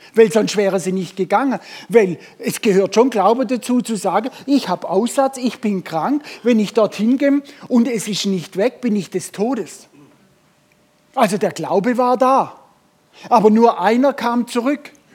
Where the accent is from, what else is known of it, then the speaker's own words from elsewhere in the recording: Germany; wir Deutsche